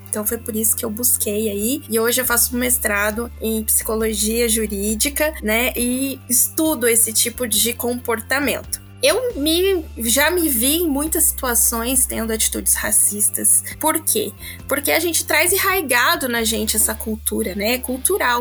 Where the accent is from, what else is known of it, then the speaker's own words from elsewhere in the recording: Casa Branca, São Paulo, Brazil; moved away; eu vim de uma cidade pequenininha do interior de São Paulo chamada Casa Branca